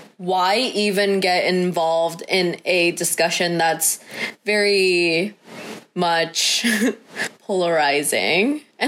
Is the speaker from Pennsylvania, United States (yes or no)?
no; San Jose, California, United States; moved away; growing up in San Jose, yeah, like, we used to get Panda Express all the time with our family.